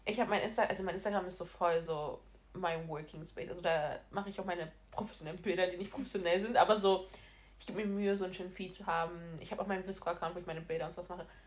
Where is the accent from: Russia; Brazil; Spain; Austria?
Brazil; moved away; ich komme ursprünglich aus Brasilien und meine ganze Familie ist in Brasilien